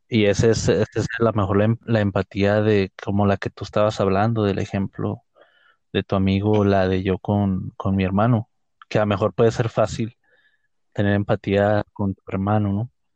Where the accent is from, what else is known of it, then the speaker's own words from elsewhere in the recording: Ciudad Juárez, Chihuahua, Mexico; de esta ciudad donde somos nosotros, de Ciudad Juárez